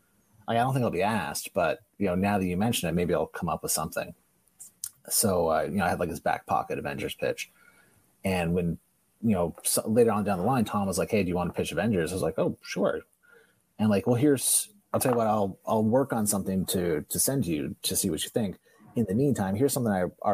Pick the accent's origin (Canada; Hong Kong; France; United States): Canada; I'm Canadian